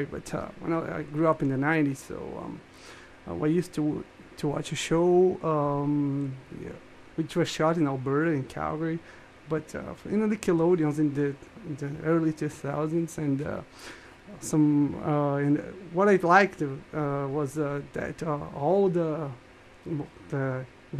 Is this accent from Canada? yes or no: no; Rio de Janeiro, Brazil; now in Brasilia, Brazil; I'm from Rio de Janeiro, Brazil, but I live in Brasilia